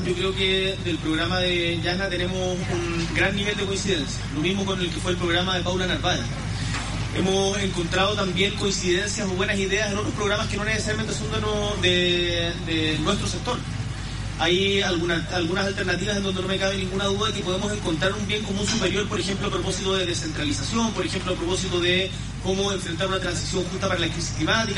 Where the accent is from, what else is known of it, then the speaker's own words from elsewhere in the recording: Magallanes and Chilean Antarctica, Chile; Yo soy una persona de región, nacido y criado en Magallanes